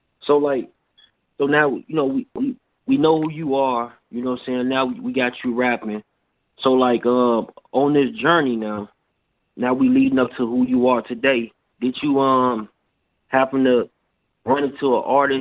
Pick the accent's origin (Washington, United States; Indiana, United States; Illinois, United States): Illinois, United States; Chicago; I'm from Chicago